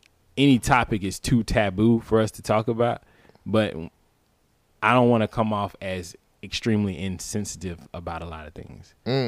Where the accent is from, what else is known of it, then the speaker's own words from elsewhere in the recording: the South, United States; we're both black, we're from the South